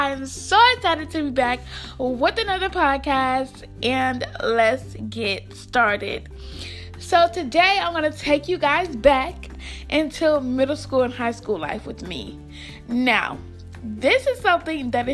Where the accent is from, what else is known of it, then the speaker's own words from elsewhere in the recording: Albany, Georgia, United States; I'm from Albany, Georgia. Most of you guys know I live in Albany, Georgia